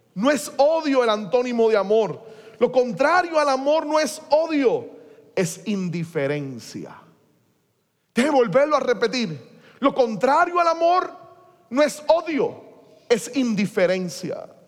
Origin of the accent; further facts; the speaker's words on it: Puerto Rico; seguimos siendo iguales los puertorriqueños